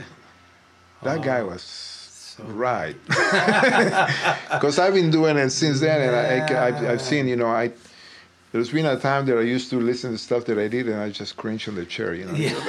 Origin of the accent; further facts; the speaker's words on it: Buenos Aires, Argentina; I was in Buenos Aires, which is my hometown in Argentina.